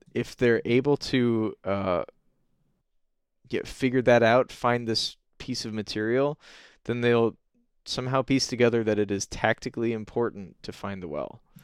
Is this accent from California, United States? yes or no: no; Michigan, United States; I'm from Michigan and I love Michigan